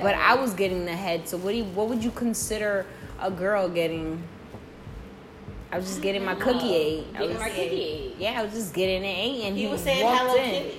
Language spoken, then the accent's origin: English; Englewood, New Jersey, United States; from Inglewood, New Jersey. We have Marie here that grew up from...